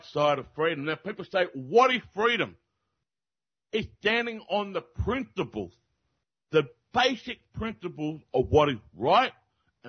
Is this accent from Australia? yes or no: yes; Australia; I am from Australia